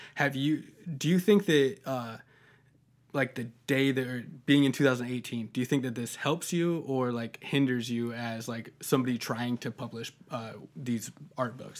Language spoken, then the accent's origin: English; Sergeant Bluff, Iowa, United States; I grew up in Sergeant Bluff